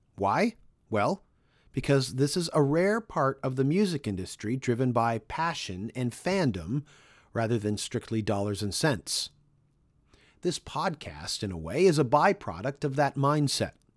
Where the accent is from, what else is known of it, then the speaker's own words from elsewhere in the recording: Canada; in Canada, my home country